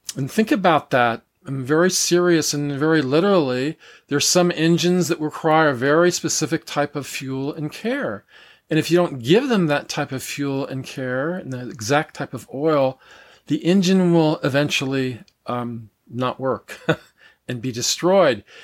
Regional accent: United States; I'm from the United States, so I was raised in a Christian church

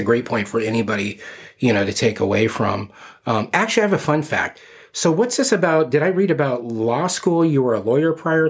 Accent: West Coast, United States; also born or lived in Arizona; I've been here 12 years, but like I'm from the West Coast. Part of my growing up time, I was down in Arizona. So, being in Tucson, you had Wilcox and you had some farms.

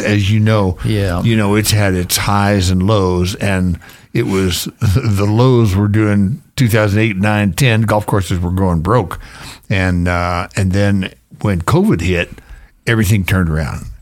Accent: Florida, United States; moved away as an adult; also born or lived in Georgia / Las Vegas; now in Star, United States; I grew up in Florida

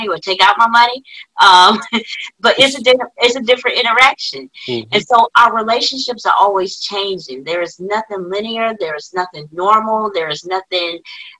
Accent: Birmingham, Alabama, United States; I'm from, you know, Birmingham, Alabama.

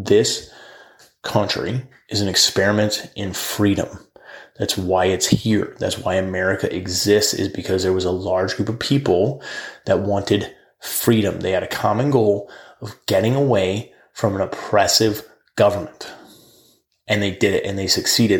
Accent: United States; as the American people

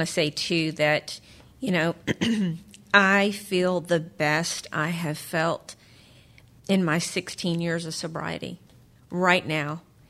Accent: New Jersey, United States; I'm from Jersey.

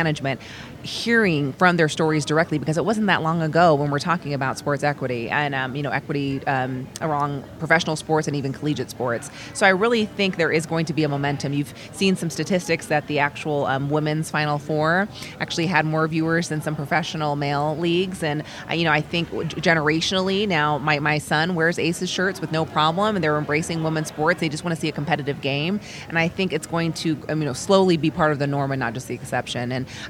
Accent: Las Vegas, Nevada, United States; also born or lived in Reno; I grew up in Las Vegas. We never had professional sports when I was growing up

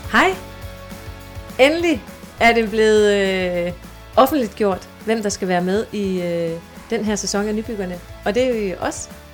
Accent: Skørping, North Denmark Region, Denmark; moved away as an adult; also born or lived in Aalborg; now in Copenhagen, Denmark; jeg er født i Nordjylland. Øhm, lige uden for Aalborg og har boet i det meste af, af, af min barndom og ungdomsliv i en lille by, der hedder Skørping.

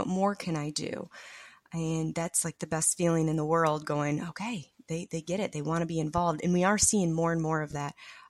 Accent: North Carolina, United States; I'm from North Carolina.

